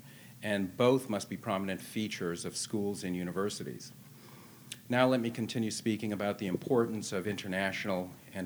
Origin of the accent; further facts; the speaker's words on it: Boston, Massachusetts, United States; also born or lived in Manhattan, New York / California; now in Washington, United States; I was in Boston, you know, went to law school there and kind of grew up there as a kid before I went to California